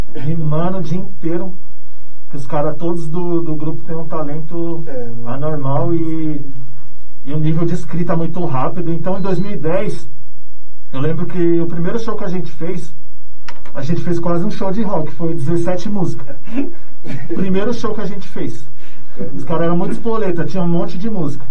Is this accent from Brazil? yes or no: yes; São Paulo, Brazil; eu sou residente aqui de São Miguel Paulista mesmo, né? Cidade nova. Desde pivete aqui em São Miguel. Nasci aqui mesmo.